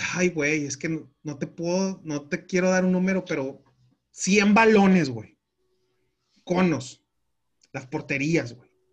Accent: Mexico; como mexicanos

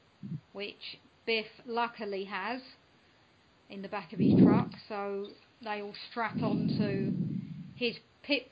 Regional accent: United Kingdom; I'm British

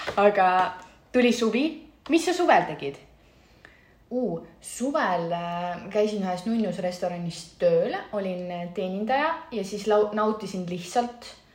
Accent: Estonia; moved away as an adult; also born or lived in Milan, Italy; ma lihtsalt olen nii eestlane

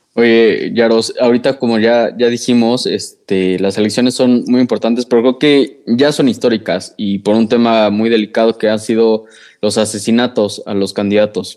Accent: Mexico; nosotros como mexicanos

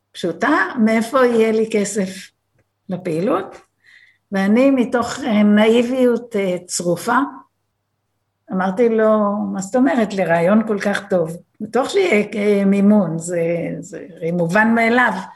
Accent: Be'eri, Southern District, Israel; also born or lived in New Jersey, United States; אני בת קיבוץ בארי

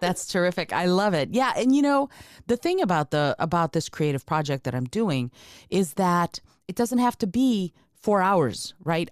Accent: Moldova; moved away; I'm, I'm from Moldova. I was born in, in Moldova

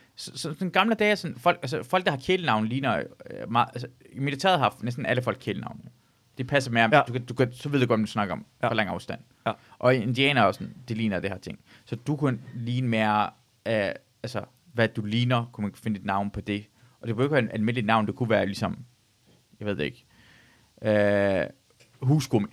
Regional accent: Denmark; jeg voksede op i Danmark

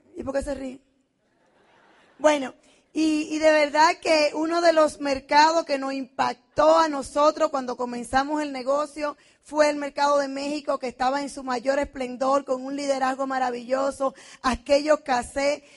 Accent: Dominican Republic; moved away as an adult; now in United States; Soy dominicana, vengo de la tierra del merengue

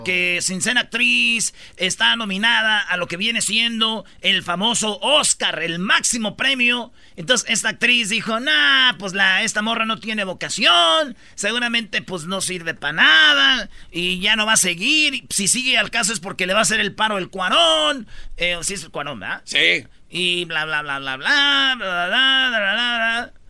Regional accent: Mexico; moved away

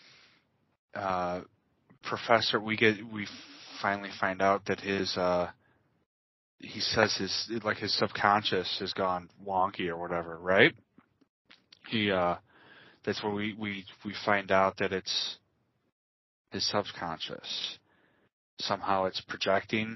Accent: Chicago, Illinois, United States; accent: Chicago; I'm born and bred. I'm a Chicagoan my entire life

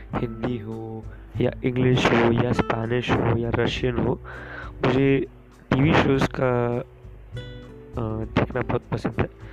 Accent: Mumbai, Maharashtra, India; मैं मुंबई से हूँ

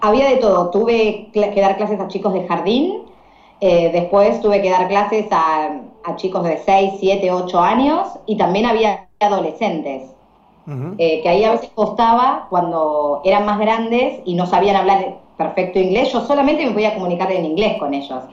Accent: Argentina; Yo soy profe de inglés acá en mi país

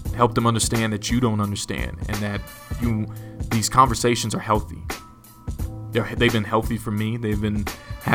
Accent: United States; I'm black, I'm African American, I identify with both

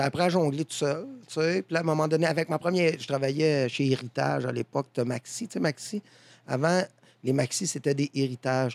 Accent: Saint-Blaise, Quebec, Canada; c'était à Saint-Blaise, je viens de Saint-Blaise, un petit village

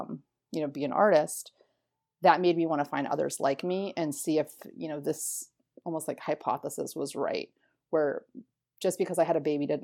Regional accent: Florida, United States; moved away as an adult; also born or lived in Philadelphia; I was born and raised in Florida

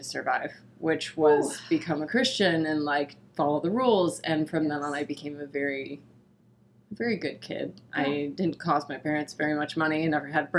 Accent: St. Louis, Missouri, United States; accent: Southern Missouri; we grew up in St. Louis, and so although we lived in the city and the heart of St. Louis

